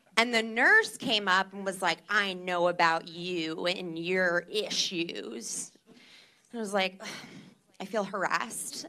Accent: New Jersey, United States; I am from New Jersey

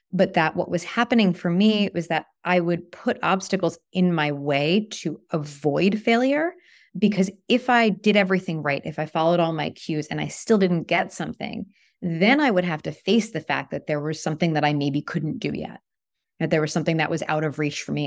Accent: New York, United States; now in Toronto, Canada; I'm from New York

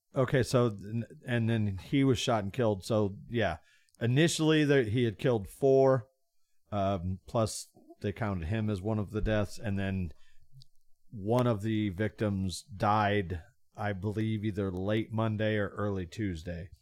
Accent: Bloomington, Illinois, United States; also born or lived in Florida; I grew up in Bloomington, moved to Florida

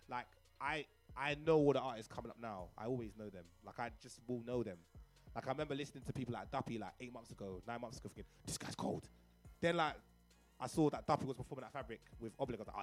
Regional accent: London, United Kingdom; I grew up in Cricklewood. I grew up in Northwest London

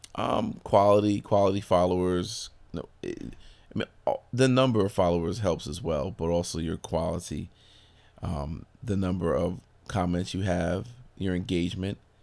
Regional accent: Brooklyn, New York, United States; I am originally from Brooklyn, New York

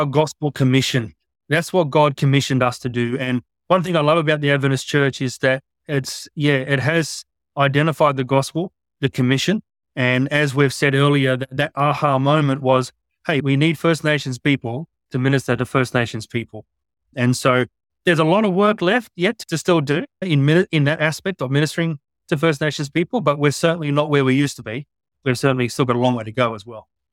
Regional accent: Sydney, New South Wales, Australia; I grew up in Western Sydney in a good place called Mount Druant.

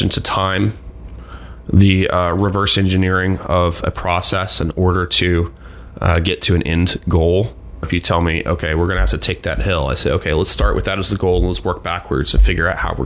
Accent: Delaware, United States; I grew up in Delaware

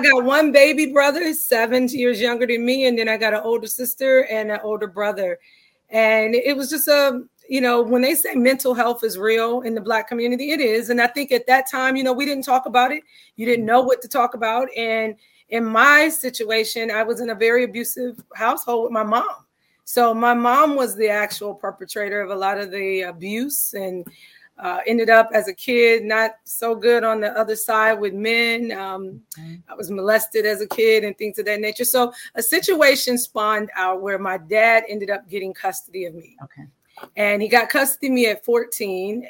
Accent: Cleveland, Ohio, United States; I'm from Cleveland. Cleveland, Ohio is my hometown

